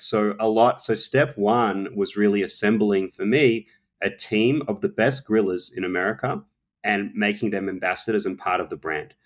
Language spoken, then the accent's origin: English; Australia; moved away; I'm an Australian, um, I obviously grew up barbecuing, it's part of our culture